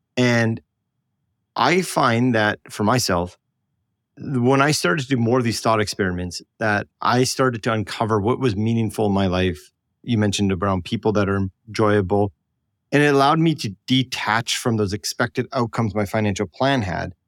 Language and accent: English; Canada; I'm apparently Canadian